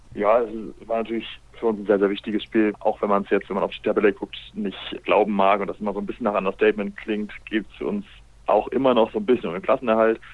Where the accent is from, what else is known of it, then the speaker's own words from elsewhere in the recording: Essen, North Rhine-Westphalia, Germany; moved away as an adult; ich bin ja ursprünglich ein Essener, ausgebildet, groß geworden beim Schulsam Essen